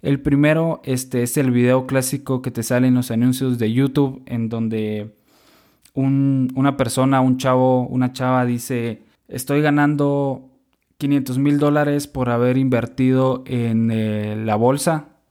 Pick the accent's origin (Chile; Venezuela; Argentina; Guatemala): Guatemala; also born or lived in Monterrey, Mexico; now in Mexico; soy guatemalteco